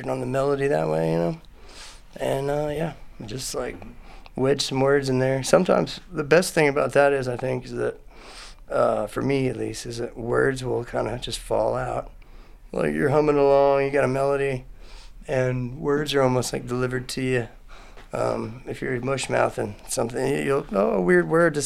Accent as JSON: {"language": "English", "town": "Houston", "region": "Texas", "country": "United States", "tie": "born or raised there", "also_born_or_lived": "Austin, Texas", "said": "I grew up in Houston and came here for college and just never left"}